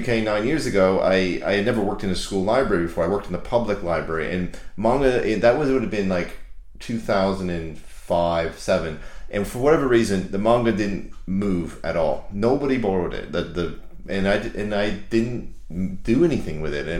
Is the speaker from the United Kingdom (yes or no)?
no; Canada; I grew up in Canada.